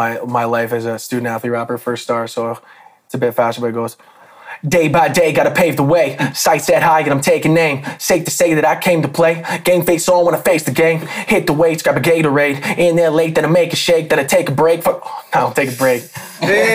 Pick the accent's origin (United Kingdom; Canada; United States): Canada; Calgary, Alberta; we were born and raised in Calgary.